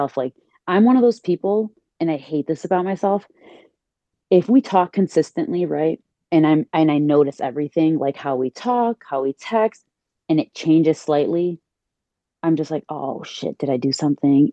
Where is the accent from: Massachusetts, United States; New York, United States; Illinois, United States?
Illinois, United States; Chicago; now in New Jersey, United States; I was born and raised in Chicago and right now I'm in the East Coast. Yeah, I'm in Jersey